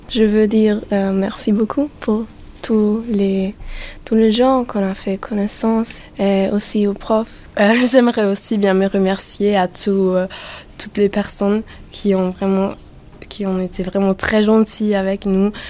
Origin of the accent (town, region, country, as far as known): Austria